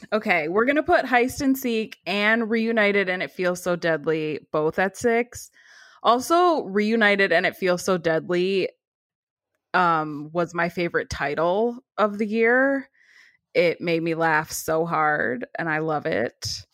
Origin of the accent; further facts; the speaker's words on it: Cleveland, Ohio, United States; I grew up in Cleveland too